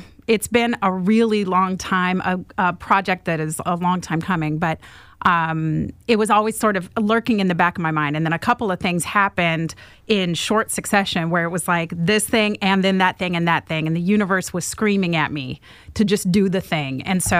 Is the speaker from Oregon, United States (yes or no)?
yes; Oregon, United States; born there; So I was born in Central Oregon, and a tiny little town.